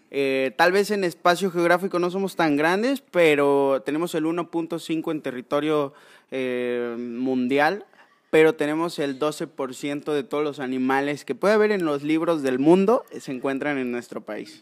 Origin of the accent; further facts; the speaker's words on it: Córdoba, Veracruz, Mexico; soy originario de Córdoba